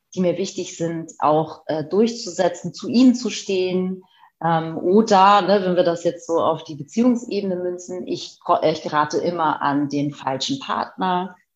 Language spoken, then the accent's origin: German; Hamburg, Germany; Ich bin sozusagen auf dem Land aufgewachsen, richtiges Landei